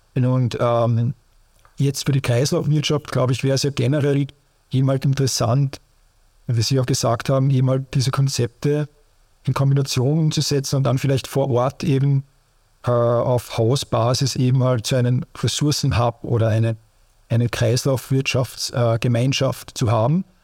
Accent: Austria; bei uns in Österreich

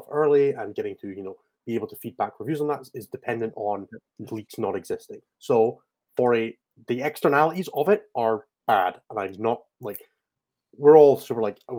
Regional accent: Scotland, United Kingdom; I treat being Scottish as a big part of my competitive 40K identity. I am first and foremost, above everything else, part of Team Scotland

